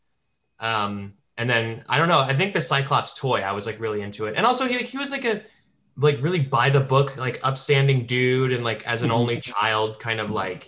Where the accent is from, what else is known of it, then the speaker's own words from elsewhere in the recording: Dallas, Texas, United States; I grew up outside Dallas